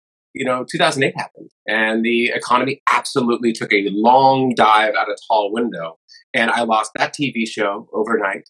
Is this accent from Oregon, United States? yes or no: no; San Diego, California, United States; I'm in San Diego. I was born and raised in San Diego